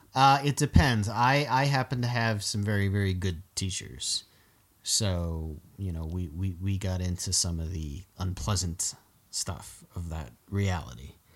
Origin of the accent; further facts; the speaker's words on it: South Florida, United States; growing up in South Florida